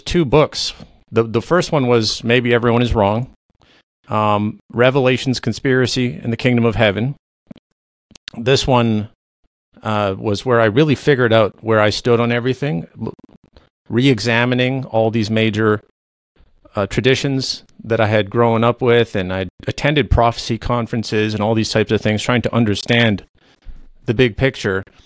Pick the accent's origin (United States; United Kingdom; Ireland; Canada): Canada; first language Low German; English is a second language; I am a Canadian independent researcher and author